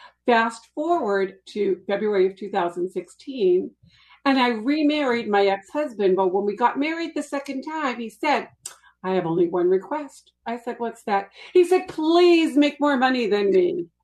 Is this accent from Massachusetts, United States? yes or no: yes; Boston, Massachusetts, United States; Well, I actually grew up in Boston, but you can't tell from my accent.